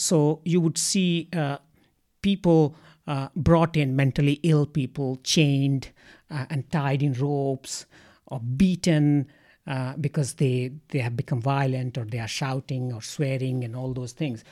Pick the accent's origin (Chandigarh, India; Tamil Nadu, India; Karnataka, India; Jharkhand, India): Jharkhand, India; Ranchi; moved away as an adult; also born or lived in Kanke; now in Australia; I come from India and, uh, I come from, uh, uh, a city, uh, but, uh, uh, me and my family have house in the outskirts of that city. And that city is called Ranchi.